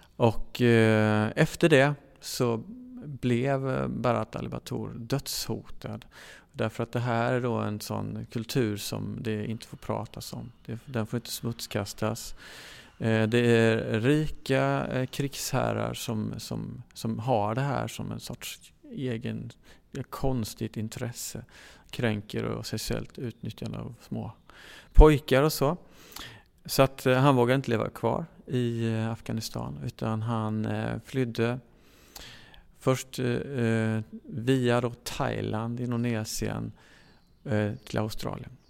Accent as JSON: {"language": "Swedish", "country": "Sweden", "said": "som svensk"}